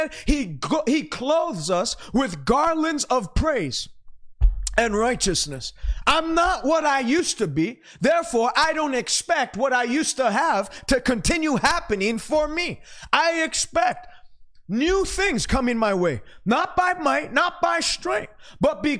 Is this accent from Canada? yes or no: yes; Canada; as a Canadian